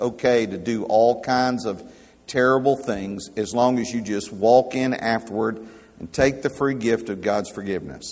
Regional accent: United States; I'm an American by birth.

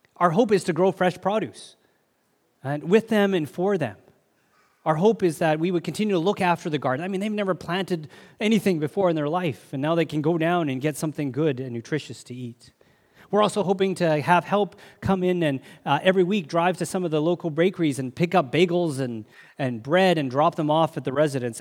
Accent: Canada; I'm a Canadian citizen

